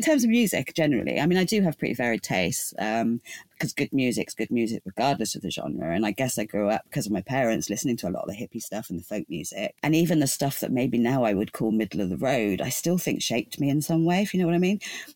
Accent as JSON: {"language": "English", "region": "England", "country": "United Kingdom", "tie": "born or raised there", "said": "growing up in England"}